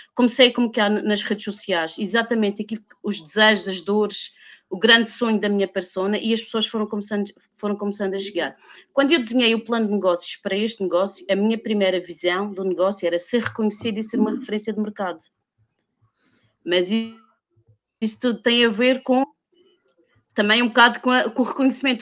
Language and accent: Portuguese; Madeira, Portugal; eu vivo, sou madeirense e vivo na Madeira